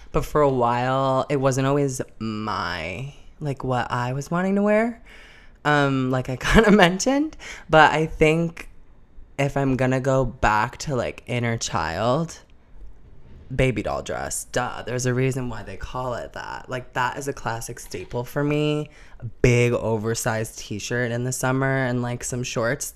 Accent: Arlington Heights, Illinois, United States; moved away as an adult; I was born and raised in Arlington Heights, Illinois. I wasn't born there, but from a suburb in Chicago

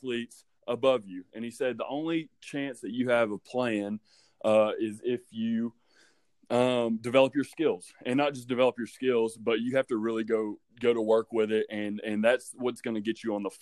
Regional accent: Dade County, Georgia, United States; also born or lived in Buford, Georgia; I grew up in Dade County. It's the upper northwestern corner of Georgia

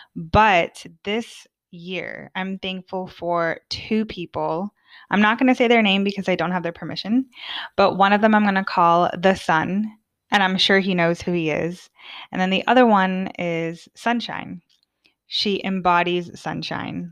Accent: United States; moved away as an adult; now in Sweden; as an American, as a very talkative American

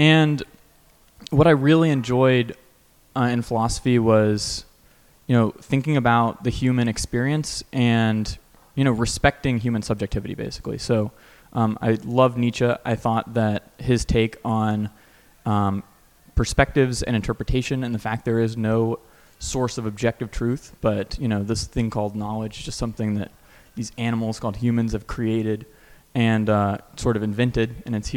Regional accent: North Carolina, United States; moved away as an adult; also born or lived in Stanford, California; I'm originally from North Carolina, so it's good to be back on the East Coast.

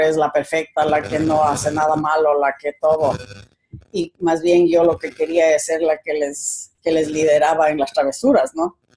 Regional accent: Quito, Pichincha, Ecuador; moved away as an adult; Nací en Quito, soy quiteña, mucho orgullo

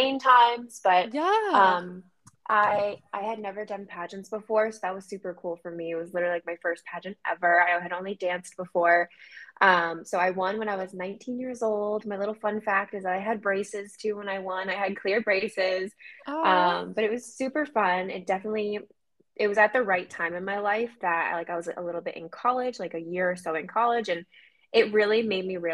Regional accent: Maine, United States; moved away as an adult; now in Boston, United States; then we moved to Maine and I was there for most of my life.

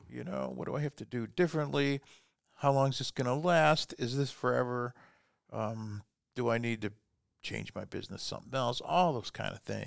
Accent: Fort Wayne, Indiana, United States; also born or lived in Germany; I was born in Germany a long time ago and moved here when I was four years old into Fort Wayne and stayed here my whole life

